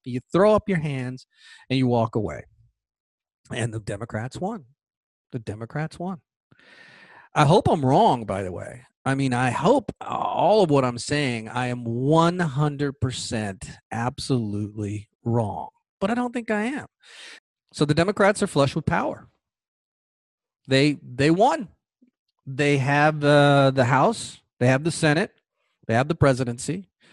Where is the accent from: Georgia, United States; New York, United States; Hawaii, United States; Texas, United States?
Georgia, United States; Georgia, my home state